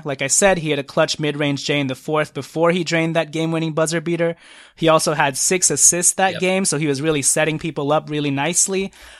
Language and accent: English; Trinidad & Tobago; born there; Fun fact, I was born in Trinidad and Tobago.